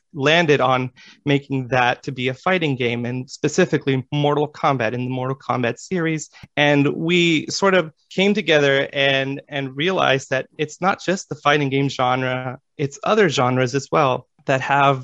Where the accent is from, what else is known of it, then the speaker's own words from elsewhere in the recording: Los Angeles, California, United States; I am from Los Angeles, California